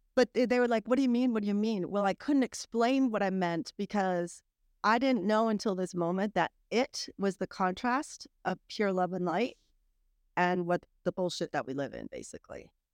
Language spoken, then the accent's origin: English; Massachusetts, United States; moved away as an adult; also born or lived in Atlanta; now in Greenville, United States; I grew up in Massachusetts